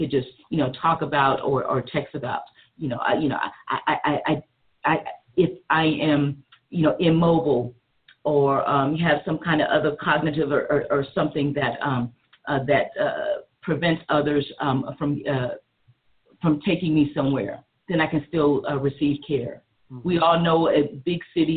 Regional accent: South Carolina, United States; I'm from South Carolina

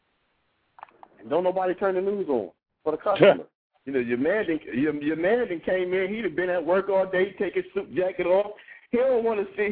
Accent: Columbus, Ohio, United States; I'm a barber. I'm from Columbus, Ohio

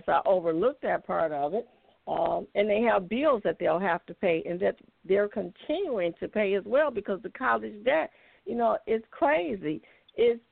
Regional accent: Detroit, Michigan, United States; now in Ocala, United States; I was born and raised in Detroit on the east side

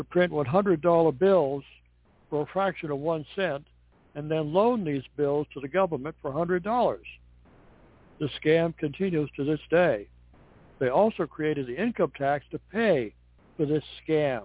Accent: Cape Cod, Massachusetts, United States; I'm originally from Cape Cod, Massachusetts

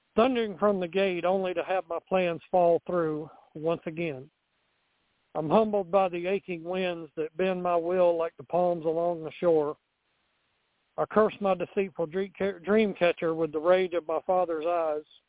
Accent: Montgomery, Alabama, United States; my hometown of Montgomery, Alabama

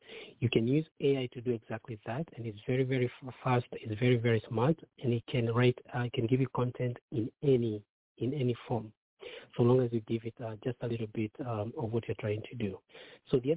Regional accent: Kenya; moved away as an adult; now in United States; I myself grew up very, very poor in Kenya. I got a chance to come to the U.S. many years ago, about 24 years ago.

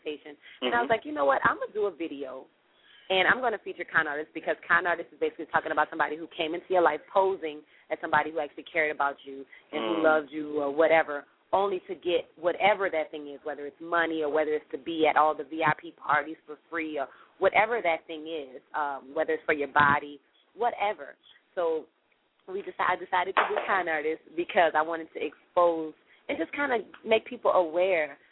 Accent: New Orleans, Louisiana, United States; born and raised in New Orleans, Louisiana

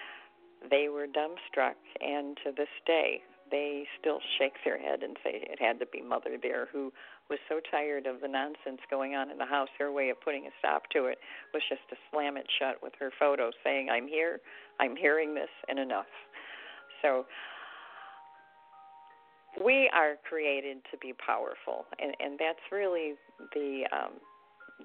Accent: Detroit, Michigan, United States; I'm from the Detroit area

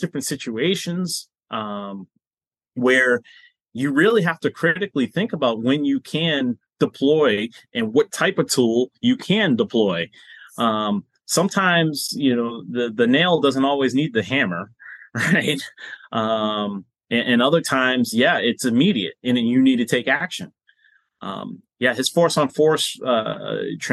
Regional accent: Boston, Massachusetts, United States; moved away; I'm originally from Boston

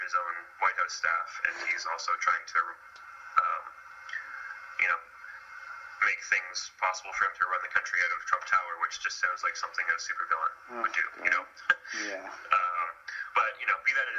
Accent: Canada; I am Canadian

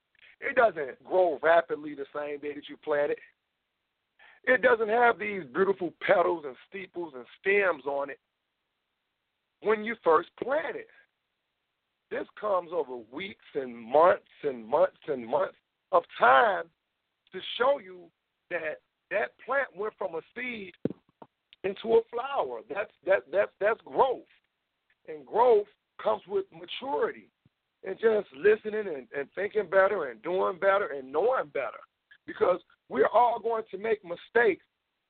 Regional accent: Memphis, Tennessee, United States; now in Illinois, United States; I'm a guy from Memphis, Tennessee. With a rich Southern background, but I've been staying in Illinois majority of my life

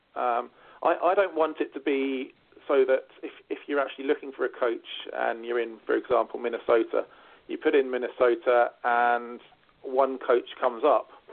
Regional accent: United Kingdom; now in Ireland; being a Brit myself

